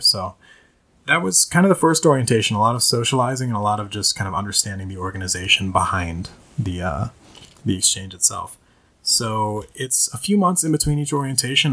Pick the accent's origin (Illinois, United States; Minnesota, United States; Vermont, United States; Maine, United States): Minnesota, United States; I was raised primarily in Minnesota, the uh, state of 10,000 lakes